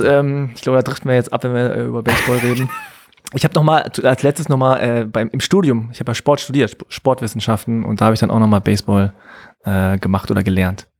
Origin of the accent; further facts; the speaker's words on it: Hanover, Lower Saxony, Germany; accent: Hochdeutsch; now in Berlin, Germany; als Norddeutscher aus Hannover ja, mit meinem Hochdeutsch